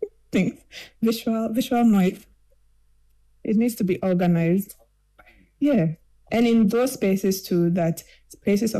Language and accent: English; Kumasi, Ashanti, Ghana; I grew up in Kumasi